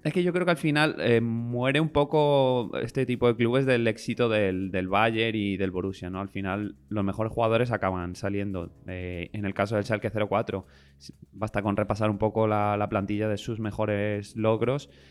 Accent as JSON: {"language": "Spanish", "country": "Spain", "said": "a nosotros como españoles"}